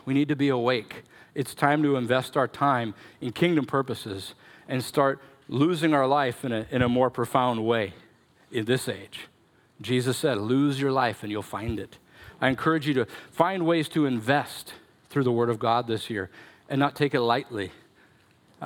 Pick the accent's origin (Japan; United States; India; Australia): United States; Minnesota; I'm such a Minnesotan